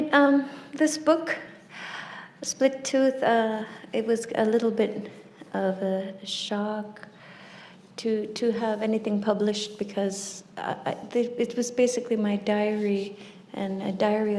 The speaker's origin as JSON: {"language": "English", "region": "Nunavut", "country": "Canada", "tie": "born or raised there", "said": "grew up in Nunavut, which is this vast land of 90 million square kilometers with less than 50,000 people scattered across it"}